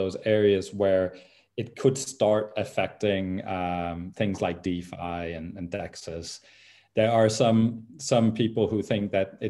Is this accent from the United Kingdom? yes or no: no; Denmark; my home country of Denmark